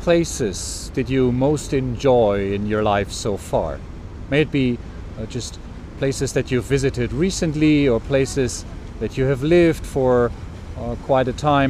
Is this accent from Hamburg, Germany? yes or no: yes; Hamburg, Germany; For me, such a place is my hometown Hamburg here. I've lived in Hamburg for 30 years